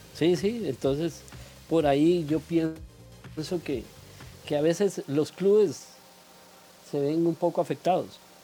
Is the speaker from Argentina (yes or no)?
no; Cartago, Costa Rica; moved away as an adult; now in Santo Domingo, Costa Rica; yo los acompaño de Santo Domingo Heredia, soy oriundo de Cartago